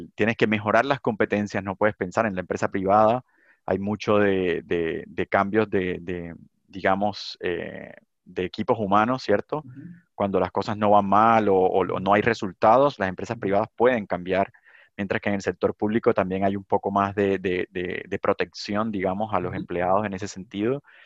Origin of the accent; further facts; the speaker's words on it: Cartagena, Bolívar, Colombia; also born or lived in San Onofre, Colombia; now in Chile; yo nací en Cartagena, pero me moví por cosas de, trabajo de mi papá a San Onofre, y luego otra vez me devolví por temas de la violencia a Cartagena